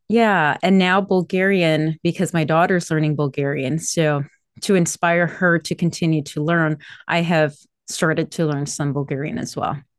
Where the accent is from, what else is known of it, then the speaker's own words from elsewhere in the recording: Miami, Florida, United States; also born or lived in Medellin, Colombia; I was born in Colombia, in Medellin, Colombia, but I was raised in Miami, in Florida